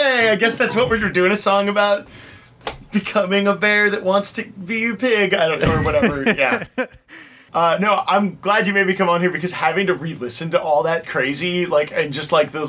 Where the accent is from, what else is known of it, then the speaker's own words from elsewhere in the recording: Orange County, California, United States; moved away as an adult; now in Los Angeles, United States; Orange County, California, and then I moved to LA about 15 years ago because I was tired of living with my dad